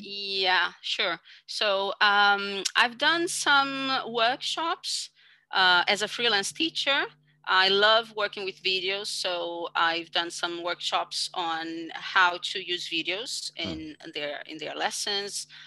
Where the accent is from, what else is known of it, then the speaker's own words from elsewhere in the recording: Brazil; English is a second language; I come from Brazil